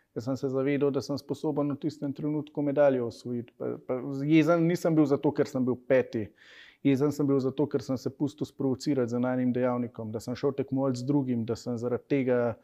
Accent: Slovenia; si iz Slovenije

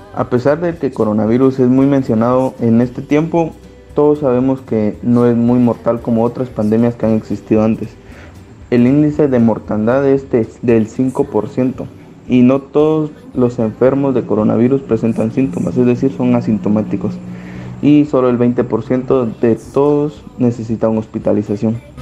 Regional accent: Guatemala

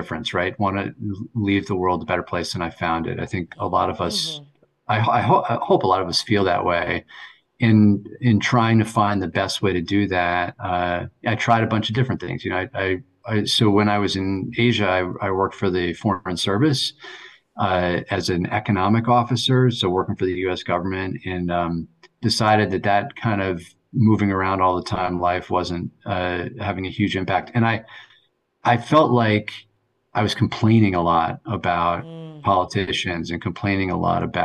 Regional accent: New Canaan, Connecticut, United States; moved away as an adult; also born or lived in New York City / Vermont / Taiwan / Hong Kong; now in New Haven, United States; I grew up in New Canaan, Connecticut

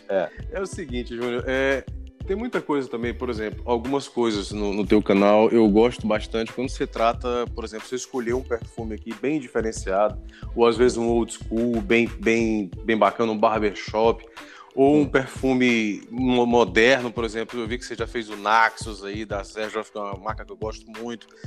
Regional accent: Parnaíba, Piauí, Brazil; eu sou de Parnaíba, no Piauí

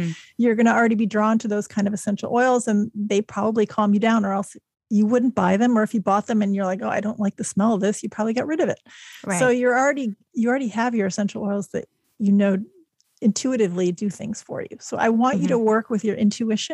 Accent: Chicago, Illinois, United States; also born or lived in Germany; I moved to the U.S. when I was six, to Chicago

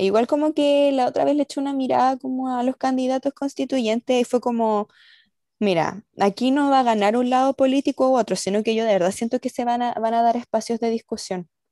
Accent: Chile

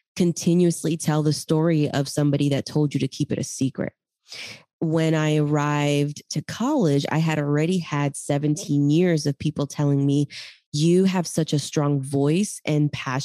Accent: Callao, Peru; moved away; I grew up in Peru, Chimpún Callao

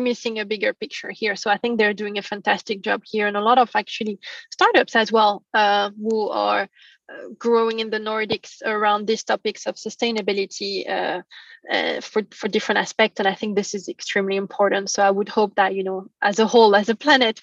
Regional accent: France; moved away; I'm from France originally.

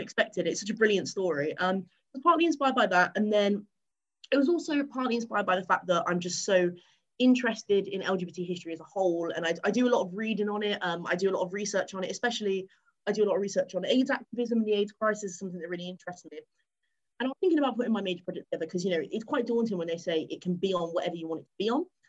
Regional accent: England, United Kingdom; moved away as an adult; also born or lived in Cardiff, Wales; I'm not from Wales. I am sadly English

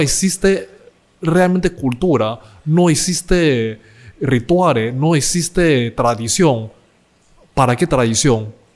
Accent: Panama; nosotros crecemos en familia china, pero por otro lado, crecemos en Panamá

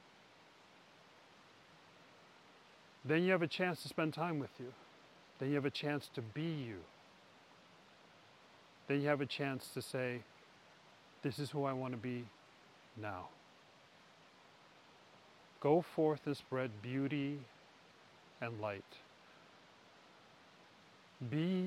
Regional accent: New York City, New York, United States; moved away as an adult; now in Norway; growing up in New York City

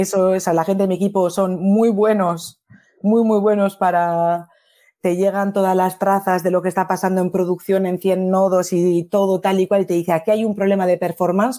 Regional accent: Bilbao, Basque Country, Spain; moved away as an adult; now in Paris, France; Yo soy de Bilbao, de base

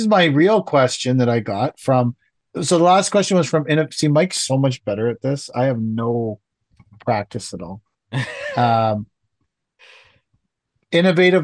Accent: Canada; I'm from Canada

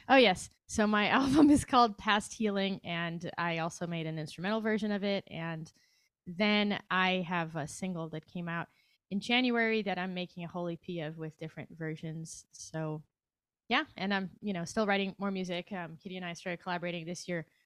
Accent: Brazil; moved away as an adult; also born or lived in New York / Chicago; now in Los Angeles, United States; I'm from Brazil.

